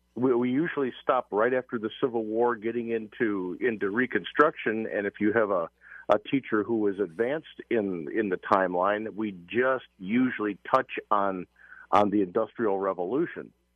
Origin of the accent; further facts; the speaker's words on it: United States; We, we Americans